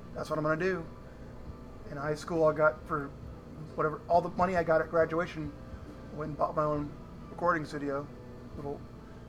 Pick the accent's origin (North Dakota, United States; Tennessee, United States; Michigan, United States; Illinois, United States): Illinois, United States; Danforth; also born or lived in Chicago area; I went to school in this little tiny town, 400 people, Danforth, Illinois. And I'm from Illinois, from Chicago area.